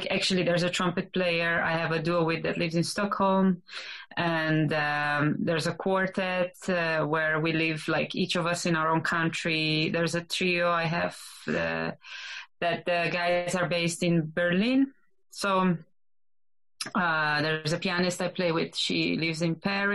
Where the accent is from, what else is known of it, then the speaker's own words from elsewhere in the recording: Slovenia; moved away as an adult; also born or lived in Groningen, Netherlands / Amsterdam, Netherlands; I come from Slovenia. I'm a pianist and a composer. I was born in a small village, and I lived there until I moved away from Slovenia.